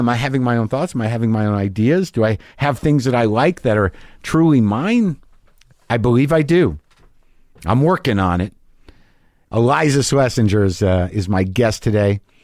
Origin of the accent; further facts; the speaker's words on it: New Mexico, United States; moved away; also born or lived in New Jersey; I grew up in New Mexico